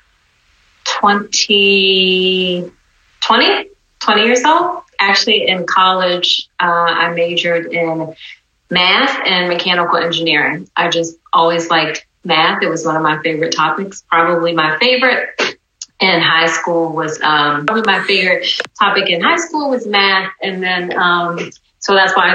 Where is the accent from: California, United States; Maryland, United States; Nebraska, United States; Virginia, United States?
Virginia, United States; near Norfolk; moved away as an adult; also born or lived in Atlanta, Georgia / Kenya / Greensboro, North Carolina / Durham, North Carolina; my home state of Virginia. So it's in Norfolk, Virginia, actually not far from where I grew up